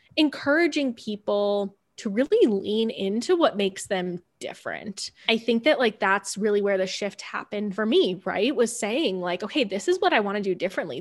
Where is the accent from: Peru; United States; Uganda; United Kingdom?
United States; Cleveland, Ohio; moved away; also born or lived in California / Denver; I grew up outside of Cleveland, Ohio, and went to a fairly small school.